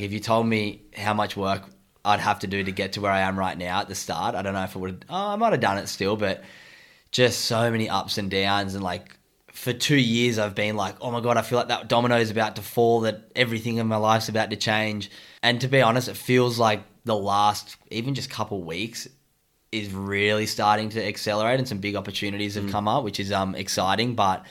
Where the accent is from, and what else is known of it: Sydney, New South Wales, Australia; now in Gold Coast, Australia